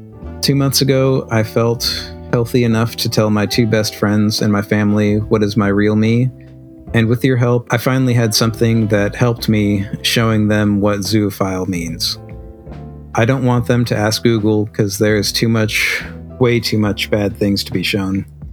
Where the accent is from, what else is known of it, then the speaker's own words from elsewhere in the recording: Germany; English is a second language; I'm from Germany, and here we have the Zeta Verein.